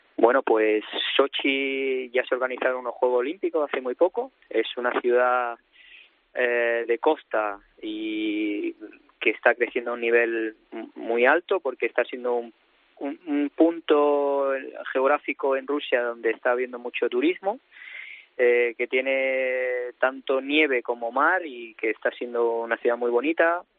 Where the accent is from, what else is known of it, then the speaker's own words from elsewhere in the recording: Spain; moved away as an adult; now in Russia; yo soy español